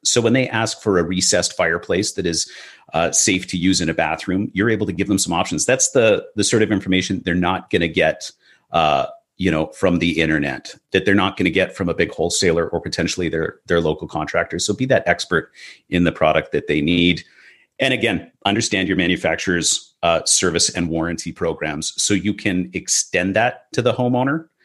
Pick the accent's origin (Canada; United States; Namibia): Canada; Vancouver, British Columbia; In Vancouver, uh, you know, my hometown